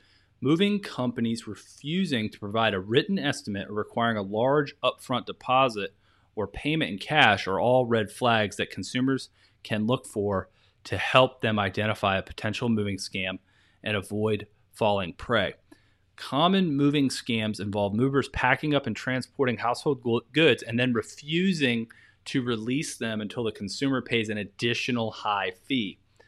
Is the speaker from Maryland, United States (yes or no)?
yes; Maryland, United States; here I am, I'm this kid from Maryland, you know, some rural county, and I had no idea what I was doing.